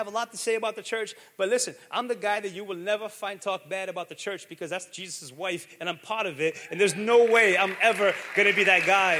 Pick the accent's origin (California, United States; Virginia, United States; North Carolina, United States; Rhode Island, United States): Rhode Island, United States; Pawtucket; I grew up in Pawtucket, and nobody thought the church could do this stuff.